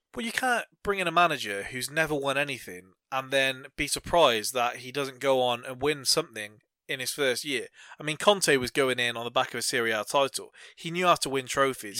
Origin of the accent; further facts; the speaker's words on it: England, United Kingdom; we kind of being English